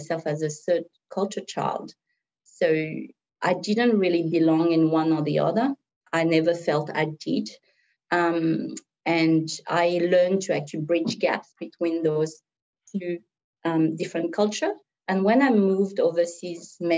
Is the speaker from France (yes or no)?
yes; France; moved away; also born or lived in Vietnam; my family actually was on the wrong side of the war, and we flew in a plane to France